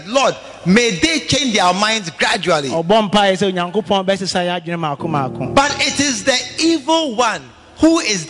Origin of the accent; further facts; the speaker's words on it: Kumasi, Ashanti, Ghana; I'm coming from right here, Bantama Kumasi here